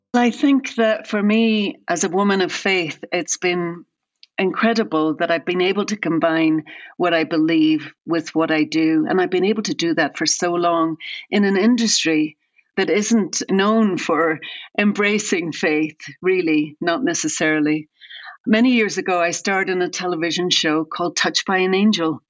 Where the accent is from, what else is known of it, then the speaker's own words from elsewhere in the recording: Ireland; now in United States; I'm originally from Ireland, and I've lived in America for a very long time